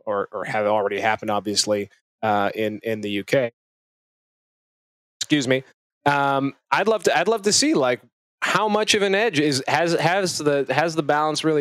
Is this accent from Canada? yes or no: yes; Canada; as a Canadian